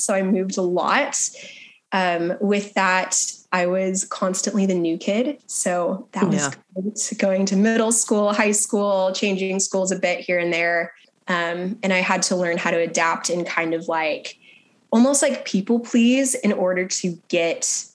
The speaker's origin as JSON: {"language": "English", "region": "Texas", "country": "United States", "tie": "born or raised there", "said": "I grew up in Texas for the most part"}